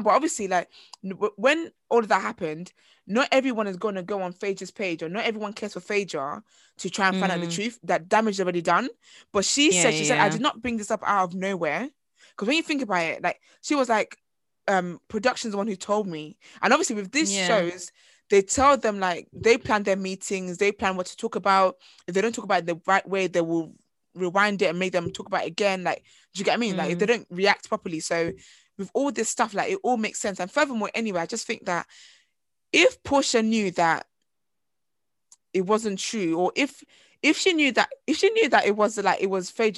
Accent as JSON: {"language": "English", "country": "Nigeria", "said": "as a Nigerian girl"}